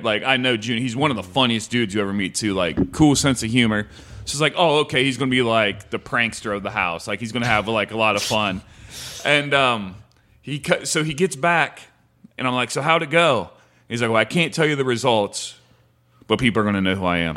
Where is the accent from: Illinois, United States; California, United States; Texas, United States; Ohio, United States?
Ohio, United States; moved away as an adult; also born or lived in South Carolina; now in Santa Monica, United States; I'm from Ohio